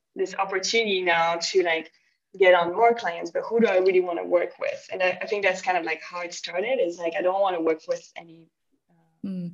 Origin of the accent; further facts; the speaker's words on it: Belgium; moved away as an adult; I'm from Belgium